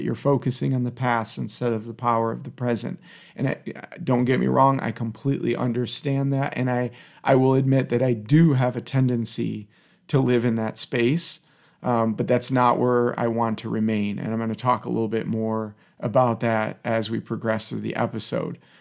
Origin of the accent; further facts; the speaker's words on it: Detroit, Michigan, United States; I grew up in the Detroit area